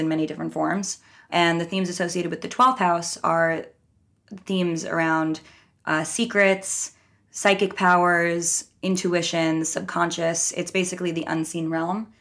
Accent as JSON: {"language": "English", "region": "New York", "country": "United States", "tie": "born or raised there", "also_born_or_lived": "Minnesota / Los Angeles", "said": "I'm from New York. I lived here until I was eighteen"}